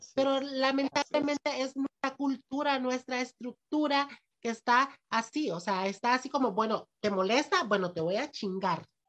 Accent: Ocotepeque, Honduras; Yo soy de Ocotepeque

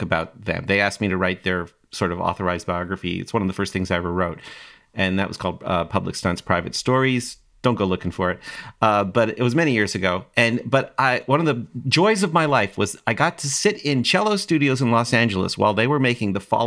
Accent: Toronto, Ontario, Canada; I grew up in Toronto, Canada in the 90s, or 80s and 90s

